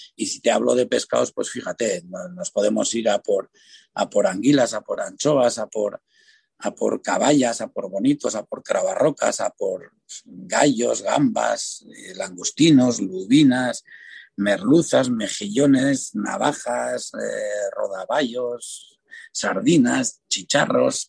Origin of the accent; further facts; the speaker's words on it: San Sebastián, Basque Country, Spain; el barrio donde yo nací y crecí, donde me perdía por las calles, por esas calles de la parte vieja